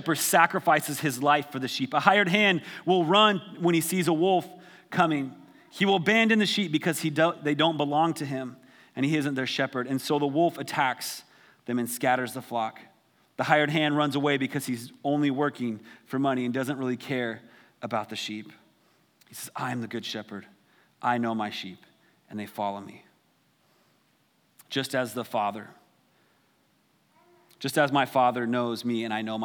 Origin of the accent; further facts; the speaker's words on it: Wyoming, United States; I grew up in Wyoming